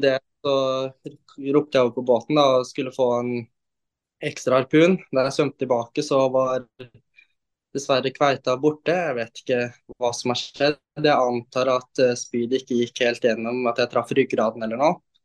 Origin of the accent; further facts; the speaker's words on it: Oslo, Norway; jeg er jo da fra Oslo. Jeg er 19 år